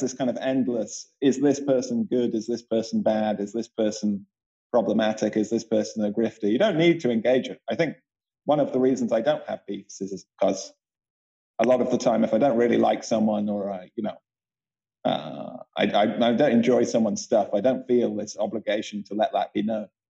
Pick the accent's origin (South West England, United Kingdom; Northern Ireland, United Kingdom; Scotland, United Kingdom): South West England, United Kingdom; Bath; Bath, where I grew up in England